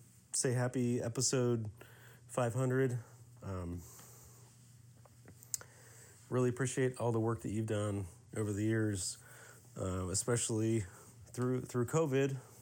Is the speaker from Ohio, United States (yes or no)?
no; Indiana, United States; I'm from Indiana